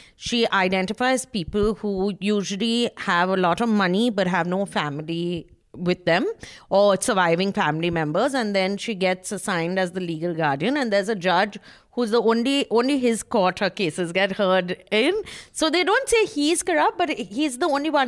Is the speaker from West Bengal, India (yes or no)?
yes; Kolkata, West Bengal, India; I'm from Calcutta